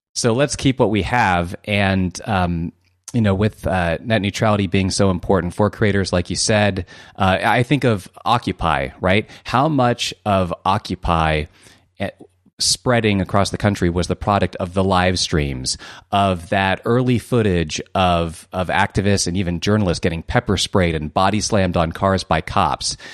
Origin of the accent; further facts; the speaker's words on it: Columbus, Ohio, United States; I'm from Columbus, Ohio myself.